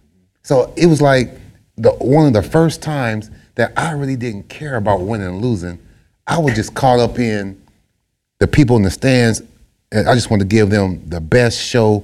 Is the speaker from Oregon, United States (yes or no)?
yes; Portland, Oregon, United States; my hometown